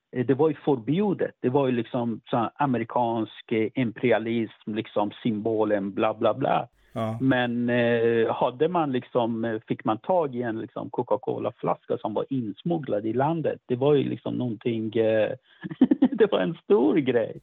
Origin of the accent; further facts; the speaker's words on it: Iran; now in Sweden; för mig som iranier